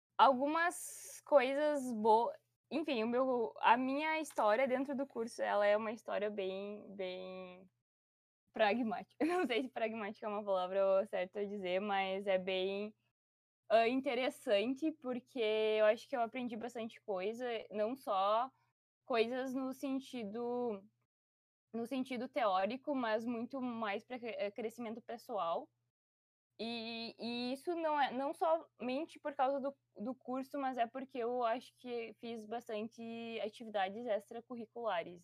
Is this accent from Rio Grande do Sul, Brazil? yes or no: yes; Ijuí, Rio Grande do Sul, Brazil; moved away; eu sou natural de Juí, no Rio Grande do Sul